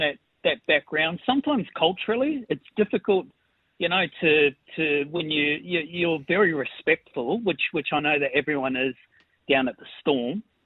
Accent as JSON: {"language": "English", "country": "New Zealand", "moved": "yes", "lives_now": "North Parramatta, Australia", "said": "I'm a Kiwi."}